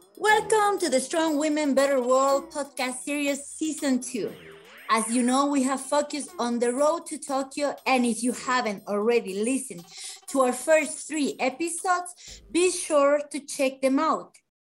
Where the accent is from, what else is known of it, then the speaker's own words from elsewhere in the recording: Bolivia; from Bolivia, a sports journalist